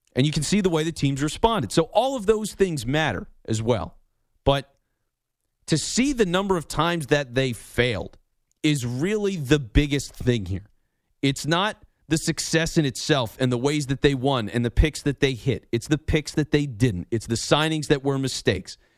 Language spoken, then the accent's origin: English; Philadelphia, Pennsylvania, United States; I was lucky enough to do it in my hometown, so I was doing shows in Philly